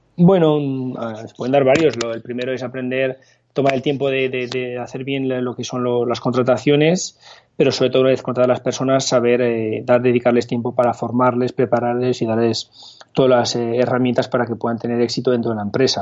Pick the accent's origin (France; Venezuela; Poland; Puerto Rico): France; Paris, Île-de-France; moved away as an adult; also born or lived in Barcelona, Spain; now in Spain; me fui a vivir a París, donde me crié principalmente, viví allí 23 años